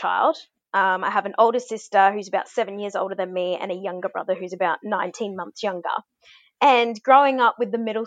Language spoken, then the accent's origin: English; Brisbane, Queensland, Australia; I'm a Queenslander. You know, grew up in Murray country in Brisbane